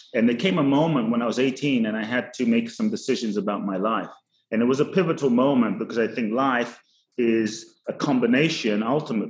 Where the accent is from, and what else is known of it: London, United Kingdom; born or raised there; also born or lived in Ghana / Los Angeles, United States / Phoenix, United States; now in Miami, United States